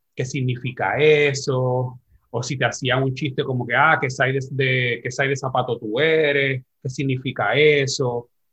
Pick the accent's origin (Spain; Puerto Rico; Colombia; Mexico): Puerto Rico; San Juan; nacido criado aquí en Barrio Obrero